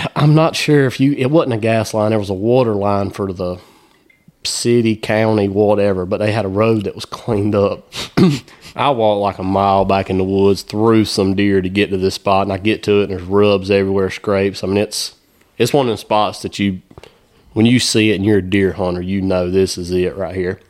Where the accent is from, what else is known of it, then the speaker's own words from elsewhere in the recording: South Carolina, United States; growing up in South Carolina